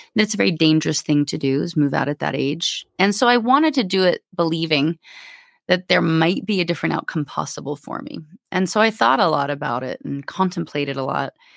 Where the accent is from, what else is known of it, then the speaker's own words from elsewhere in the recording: Alaska, United States; also born or lived in Anchorage / Homer; I was raised in Alaska.